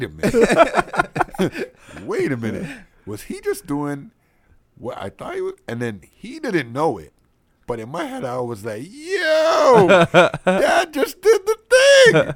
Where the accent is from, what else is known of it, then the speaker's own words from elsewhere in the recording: Canada; I'm from Canada